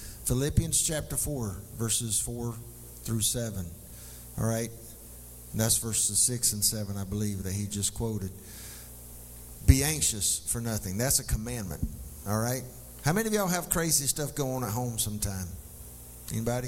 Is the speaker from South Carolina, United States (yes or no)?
yes; McColl, South Carolina, United States; I grew up in McCall